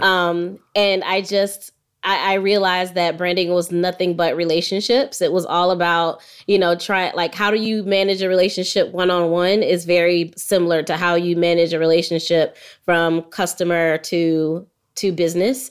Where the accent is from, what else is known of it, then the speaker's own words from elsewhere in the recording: Jacksonville, Florida, United States; now in Atlanta, United States; I grew up in Jacksonville, Florida.